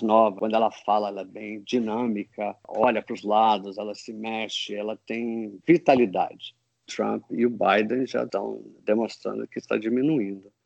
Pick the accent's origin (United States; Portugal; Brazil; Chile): United States; eu sou americano